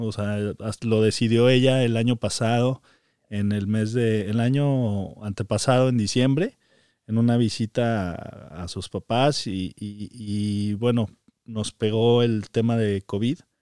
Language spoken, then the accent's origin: Spanish; Zacatecas, Mexico; moved away as an adult; also born or lived in Mexico City; now in United States; nací en, México, eh, pero desde muy pequeño mis padres decidieron mudarse a la ciudad de Zacatecas y prácticamente ahí crecí toda mi vida.